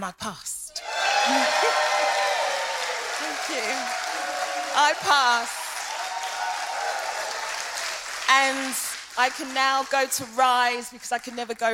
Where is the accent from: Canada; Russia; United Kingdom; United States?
United Kingdom; London; moved away as an adult; now in Hertfordshire, United Kingdom; I'm from London